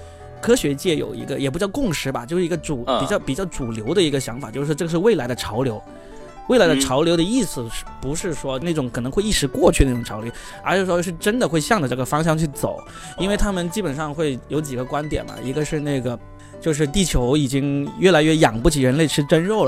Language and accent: Chinese; Guangdong, China; born or raised there